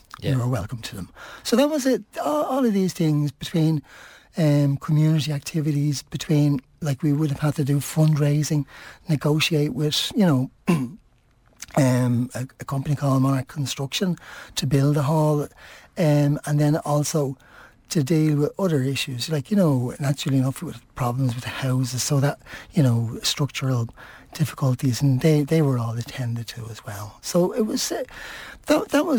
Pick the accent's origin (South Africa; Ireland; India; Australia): Ireland; Dublin, Leinster; moved away as an adult; also born or lived in Finglas; now in Swords, Ireland; I'm originally from the Liberties